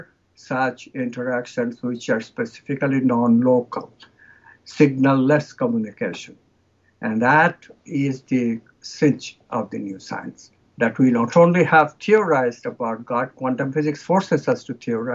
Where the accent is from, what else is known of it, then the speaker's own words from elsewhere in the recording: India; I come from India